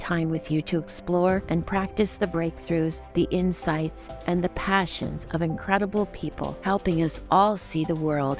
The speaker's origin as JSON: {"language": "English", "town": "Houston", "region": "Texas", "country": "United States", "said": "I'm from Houston as well."}